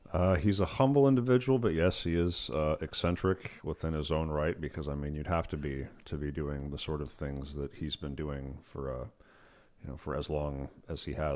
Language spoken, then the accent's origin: English; Yosemite, California, United States; started out in, uh, Yosemite. It's where I grew up